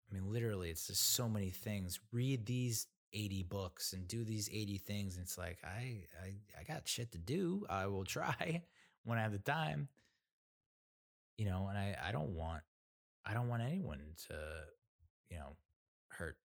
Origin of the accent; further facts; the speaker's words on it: New Jersey, United States; also born or lived in Massachusetts / Rhode Island / North Carolina; you know I I grew up in mostly in New Jersey, you know, Massachusetts, Rhode Island, North Carolina.